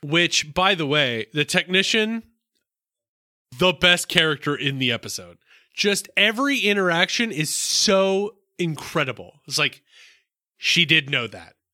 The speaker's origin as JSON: {"language": "English", "region": "the South", "country": "United States", "said": "I'm from the South"}